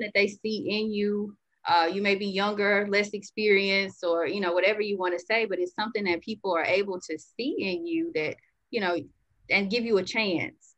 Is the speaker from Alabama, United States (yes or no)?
yes; Birmingham, Alabama, United States; I grew up here in Birmingham, Alabama.